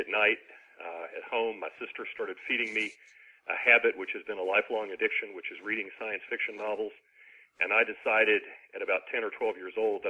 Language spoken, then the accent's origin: English; Ashland, Kentucky, United States; now in Huntsville, United States; my hometown of Ashland, Kentucky, which is on the Ohio River